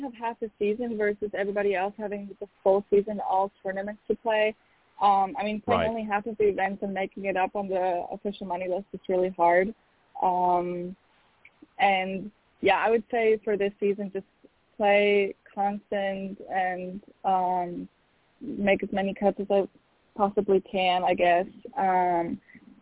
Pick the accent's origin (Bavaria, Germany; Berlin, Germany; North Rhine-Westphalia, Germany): Berlin, Germany; moved away as an adult; now in United States; my hometown, Berlin